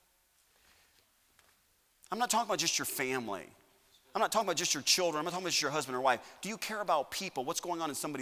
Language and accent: English; United States; I'm an American citizen